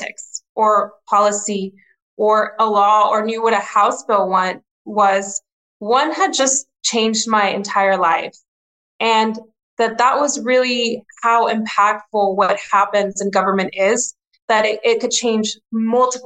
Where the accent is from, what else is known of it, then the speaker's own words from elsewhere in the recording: Laredo, Texas, United States; also born or lived in Mexico; I was born in Mexico, but grew up in Laredo